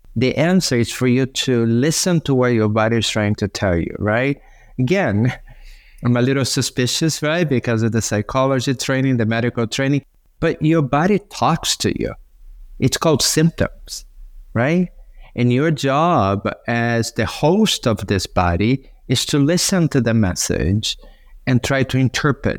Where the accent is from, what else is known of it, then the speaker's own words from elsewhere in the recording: Brazil; now in Santa Monica, United States; when I was growing up in Brazil